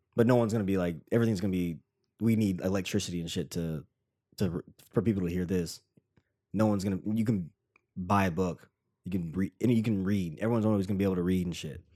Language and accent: English; Tennessee, United States; now in New York, United States; random dude from Tennessee